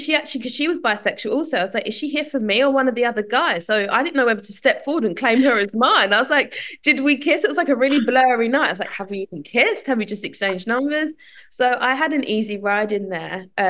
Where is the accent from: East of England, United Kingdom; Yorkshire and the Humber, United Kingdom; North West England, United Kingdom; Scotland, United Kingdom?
East of England, United Kingdom; Southend-on-Sea; I'm from Southend.